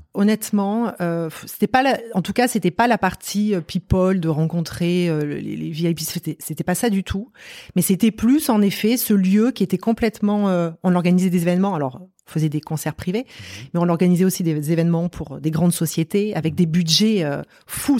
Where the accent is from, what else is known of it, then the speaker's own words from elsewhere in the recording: Marseille, Provence-Alpes-Côte d'Azur, France; now in Paris, France; je suis originaire de Marseille euh, et parisienne dans l'âme depuis maintenant euh, presque 20 ans